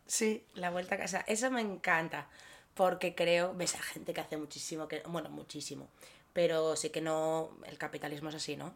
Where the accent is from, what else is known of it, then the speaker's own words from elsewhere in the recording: Gijón, Asturias, Spain; tú y yo venimos de Gijón